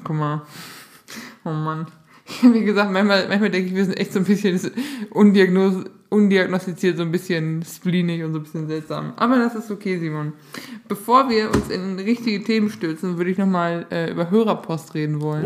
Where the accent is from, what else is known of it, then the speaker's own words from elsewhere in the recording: Northern Germany, Germany; accent: Low German-tinged (Wat, Dat, Ne); Ich dachte mir, ich spreche akzentfreies Hochdeutsch, aber ich habe viel so dieses Wat und Dat und Ne